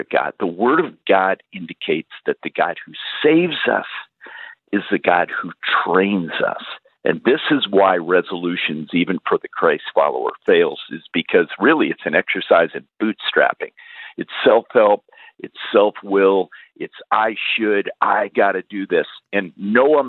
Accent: Alaska, United States; I was raised in Alaska, working in the oil fields

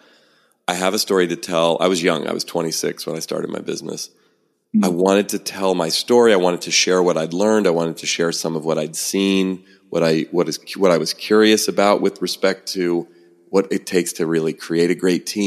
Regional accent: San Francisco Bay Area, California, United States; Born and raised in the San Francisco Bay Area, where I still live

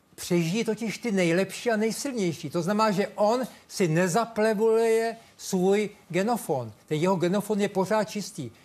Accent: Czechia; já jsem Čech, tady jsem vychován

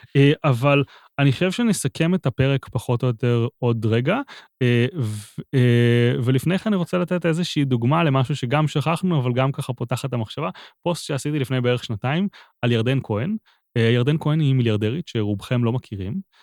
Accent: Haifa, Haifa District, Israel; חיפה לצורך העניין, עיר שגדלתי בה

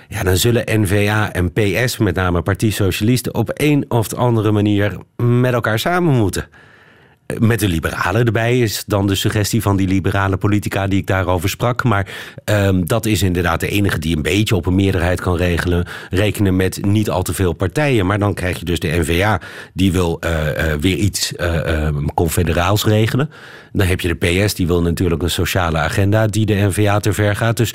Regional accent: Belgium; dubbel gefaald, moet ik bekennen. Oh. Als Belg.

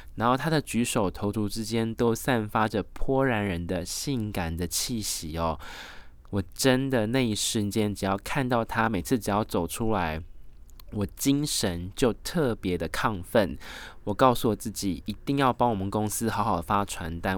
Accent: Taiwan; 因为我是来自台湾最知性的中华儿女传统的美德

